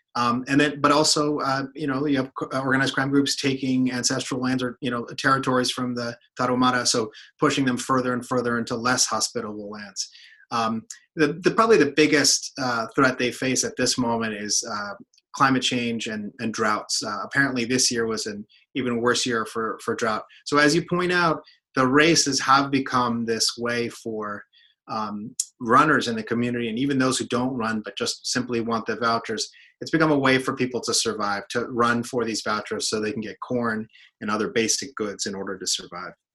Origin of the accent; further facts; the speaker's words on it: United States; also born or lived in Mexico; I'm Mexican American. I've spent a lot of time going back and forth between the U.S. and Mexico